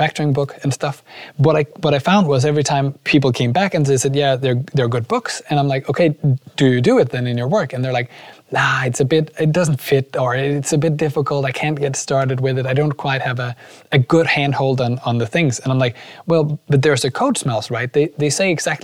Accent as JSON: {"language": "English", "town": "Aarhus", "region": "Central Denmark Region", "country": "Denmark", "said": "I'm from Aarhus."}